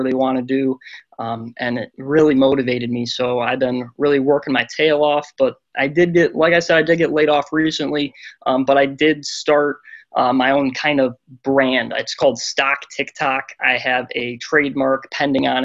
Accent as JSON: {"language": "English", "town": "Sterling Heights", "region": "Michigan", "country": "United States", "tie": "born or raised there", "said": "I grew up in Sterling Heights, Michigan on the east side near Detroit"}